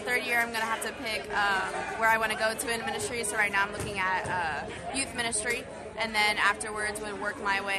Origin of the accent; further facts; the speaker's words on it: Naples, Florida, United States; moved away as an adult; now in Norcross, Georgia, United States; I was born and raised in Florida